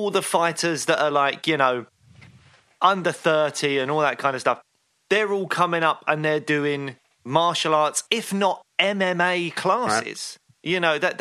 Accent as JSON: {"language": "English", "region": "London", "country": "United Kingdom", "tie": "born or raised there", "said": "I grew up in Peckham, which was a rough place to grow up"}